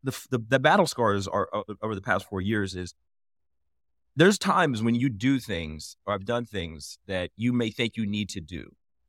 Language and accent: English; Indianapolis, Indiana, United States; Yeah. So I'm from Indianapolis, hometown, like something near and dear to my heart.